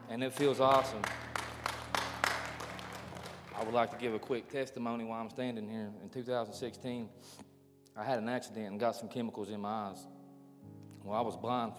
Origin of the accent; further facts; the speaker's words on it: Mingo County, West Virginia, United States; also born or lived in Hurricane, West Virginia; I'm from right here in Hurricane. Yeah. I grew up in Mingo County